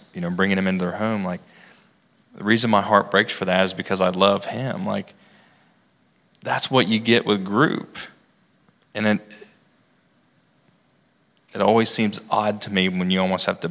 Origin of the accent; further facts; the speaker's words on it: Logan, United States; I grew up here in Logan